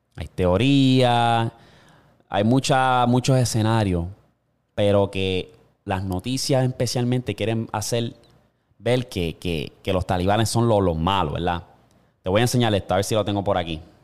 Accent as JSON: {"language": "Spanish", "country": "Puerto Rico", "tie": "born or raised there", "said": "donde yo vivo, o sea, donde nací y me crié en Puerto Rico"}